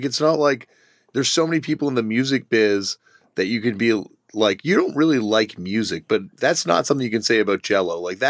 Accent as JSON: {"language": "English", "country": "Canada", "tie": "born or raised there", "said": "growing up in Canada, being in such close proximity to Quebec"}